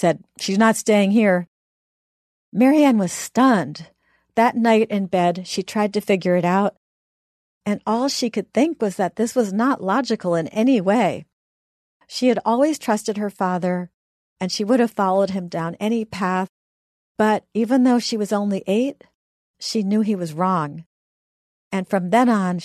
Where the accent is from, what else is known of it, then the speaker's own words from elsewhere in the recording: the North, Northern United States, United States; being a Northerner myself